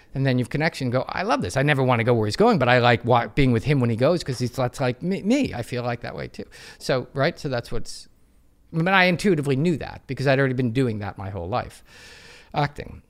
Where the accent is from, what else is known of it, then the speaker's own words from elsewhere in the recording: United States; I'm American, I'm proud to be American, I wouldn't wanna be anything but American